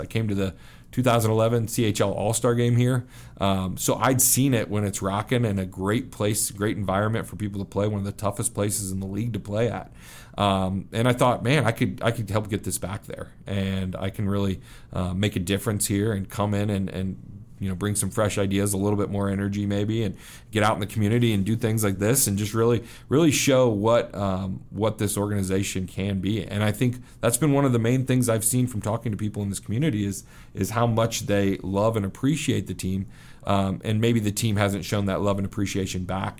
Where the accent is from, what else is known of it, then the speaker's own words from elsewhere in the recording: Kansas City, Missouri, United States; moved away as an adult; also born or lived in Wheatland, Wyoming / Vernal, Utah / Minneapolis / New York; now in Rapid City, United States; I grew up in Kansas City, um, but I, I spent some time in Wheatland, Wyoming, and Vernal, Utah, and then in Minneapolis, uh, for about two-year stretches until I got to about seven years old, and then I was in Kansas City, um, until I went to college